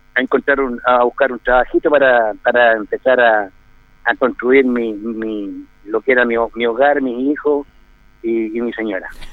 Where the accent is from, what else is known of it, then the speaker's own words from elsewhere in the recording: Cauquenes, Maule, Chile; moved away as an adult; also born or lived in Colchagua; now in Linares, Chile; yo nací en Cauquienes el año 64, el año 64, 63 mejor dicho, el año 63 jugando allá en Cauquene por el Maximiliano Oviedo